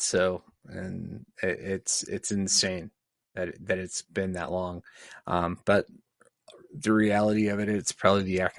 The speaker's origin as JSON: {"language": "English", "country": "Canada", "said": "Hey, I'm a Canadian."}